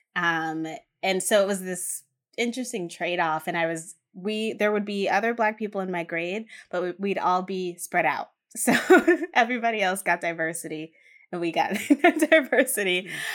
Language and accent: English; Hamden, Connecticut, United States; I grew up in Hampton, Connecticut